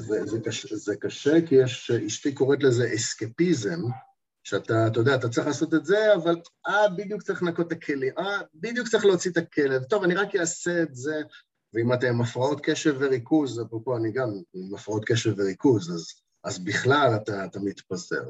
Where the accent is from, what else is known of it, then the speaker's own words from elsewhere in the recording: Eilat, Southern District, Israel; אני ילדתי, גם גדלתי באילת